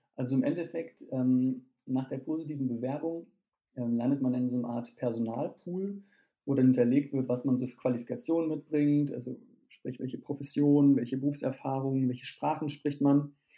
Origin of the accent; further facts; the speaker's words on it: Germany; bei uns in Deutschland und in Europa